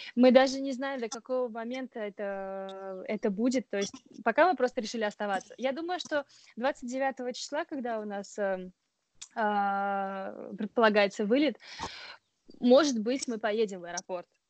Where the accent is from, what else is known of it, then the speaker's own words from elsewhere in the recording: Oryol Oblast, Russia; now in Strasbourg, France; я, например, из Орловской области